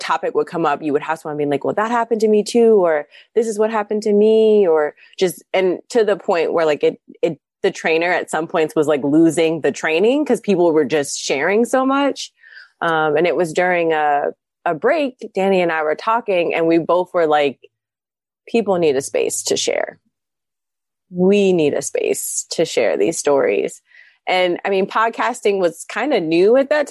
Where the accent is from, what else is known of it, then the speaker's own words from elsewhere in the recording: Columbus, Ohio, United States; moved away; I'm originally from Columbus, Ohio. I moved back